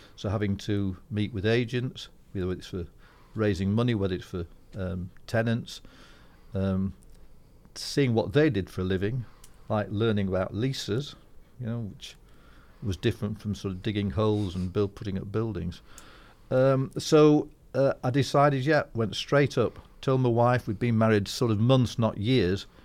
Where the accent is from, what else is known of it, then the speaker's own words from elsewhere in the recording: Yorkshire and the Humber, United Kingdom; also born or lived in Scotland; I'm a Yorkshire lad